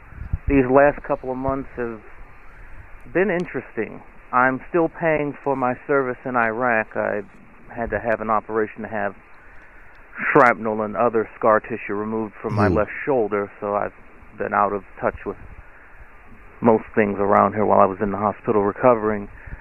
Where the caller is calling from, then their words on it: Akron, Ohio, United States; I'm calling again from Akron, Ohio.